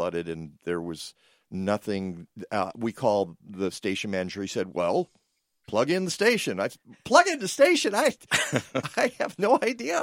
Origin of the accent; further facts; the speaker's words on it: Midwest, United States; Those of us who were born and raised in the Midwest